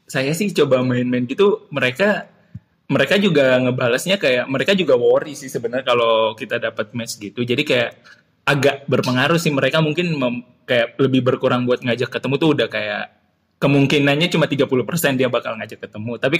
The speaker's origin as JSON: {"language": "Indonesian", "region": "Sulawesi", "country": "Indonesia", "said": "dia masih ingat kalau gue tuh berasal dari Sulawesi gitu"}